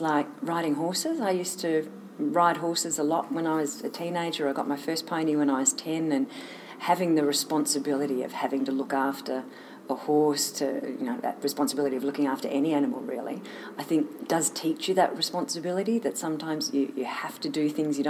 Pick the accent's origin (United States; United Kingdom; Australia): Australia; Sydney, New South Wales; I grew up in Sydney, actually, in down south of the city, and was there for